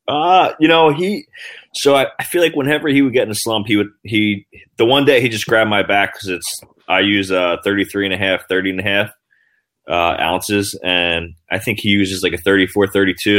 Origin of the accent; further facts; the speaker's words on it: New Jersey, United States; I'm from New Jersey